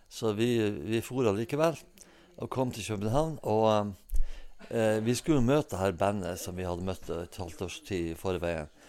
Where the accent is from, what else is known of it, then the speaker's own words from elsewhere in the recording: Hemnesberget, Nordland, Norway; Jeg er født og oppvokst eh, på 50-tallet på Hemnesberget